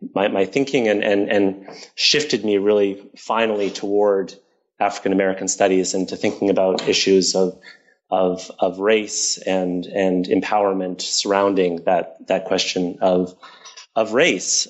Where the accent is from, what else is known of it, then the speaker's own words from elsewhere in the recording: Toronto, Ontario, Canada; I grew up in Toronto